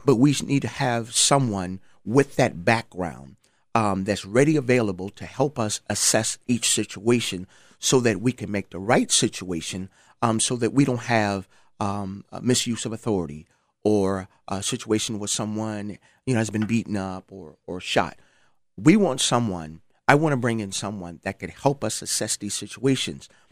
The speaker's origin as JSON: {"language": "English", "town": "Charleston", "region": "South Carolina", "country": "United States", "moved": "yes", "said": "I'm from Charleston, South Carolina."}